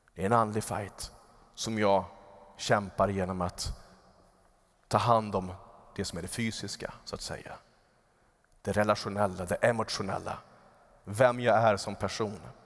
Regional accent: Upplands Väsby, Stockholm County, Sweden; där jag växte upp, så eh, utanför vårt fönster så var det en ganska stor äng i Upplands Väsby.

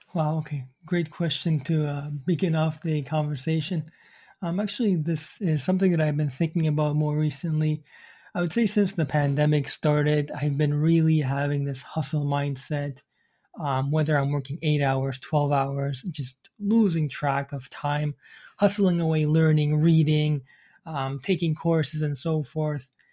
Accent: Iraq; moved away; I'm from the Middle East. So I came from, my parents are from Iran. I was, um, from Iraq.

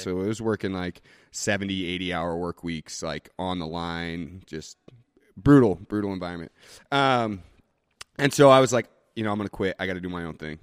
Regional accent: Boise, Idaho, United States; also born or lived in Portland / Nicaragua; I was born and raised here in Boise

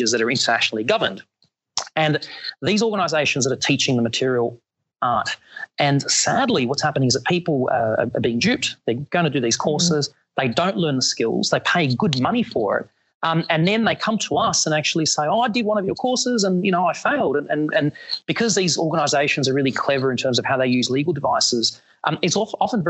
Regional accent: Australia; as an Australian in New Orleans

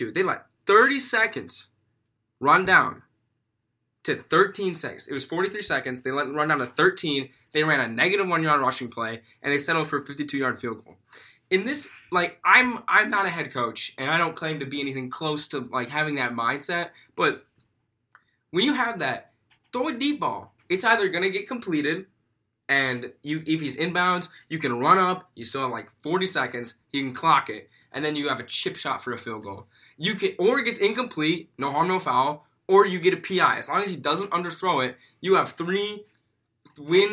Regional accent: Chicago, Illinois, United States; growing up in Chicago

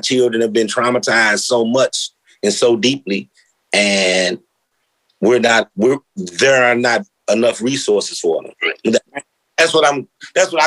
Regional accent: St. Louis, Missouri, United States; I come from North St. Louis.

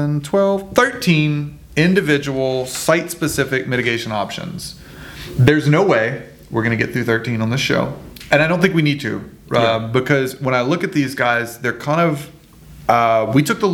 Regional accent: Louisiana, United States; I'm from Louisiana

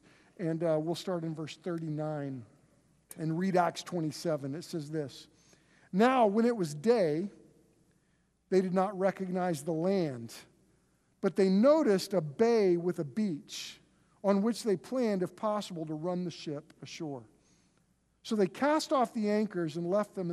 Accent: Oklahoma, United States; we're from Oklahoma

